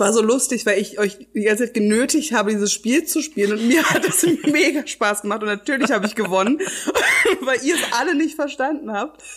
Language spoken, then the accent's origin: German; Berlin, Germany; ich bin ja in Charlottenburg aufgewachsen